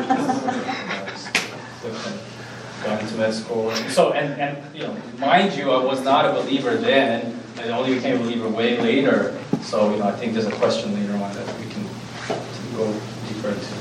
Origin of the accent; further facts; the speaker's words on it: Brazil; moved away as an adult; now in United States; I'm from Brazil. I went and grew up in Brazil and went to med school in Brazil and then got married and moved to the U.S.